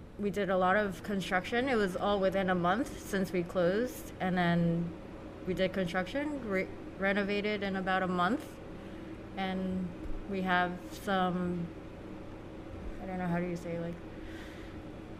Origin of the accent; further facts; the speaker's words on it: Fort Lee, New Jersey, United States; also born or lived in Flushing, Queens, New York; I moved to Fort Lee when I was 6